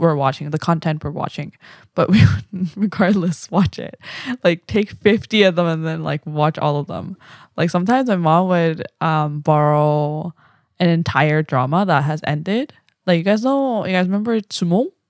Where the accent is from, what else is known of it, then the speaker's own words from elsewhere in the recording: Vancouver, British Columbia, Canada; also born or lived in Korea; I'm from Vancouver.